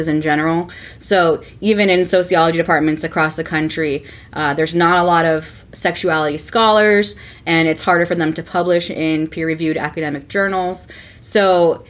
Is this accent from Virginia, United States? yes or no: no; California, United States; I grew up in California, which is pretty liberal